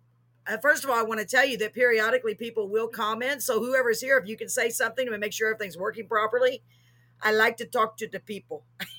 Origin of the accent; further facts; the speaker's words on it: Waco, Texas, United States; born there; I think I was born in Waco, Texas. I was born.